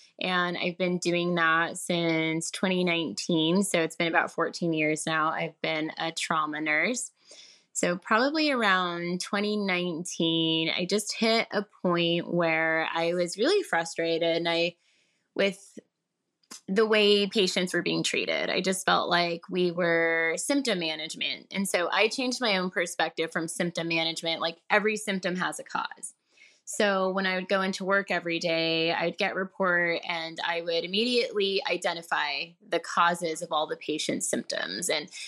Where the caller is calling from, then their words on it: Murrieta, California, United States; I am calling from California, Southern California. I live in a city called Murrieta.